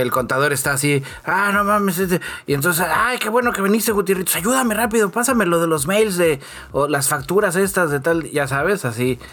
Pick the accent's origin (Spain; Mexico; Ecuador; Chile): Mexico; Soy de México